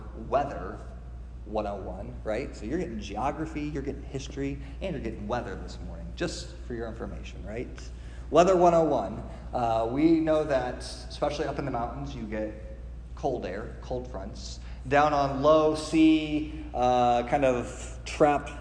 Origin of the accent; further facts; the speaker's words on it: Midwest, United States; I grew up in the Midwest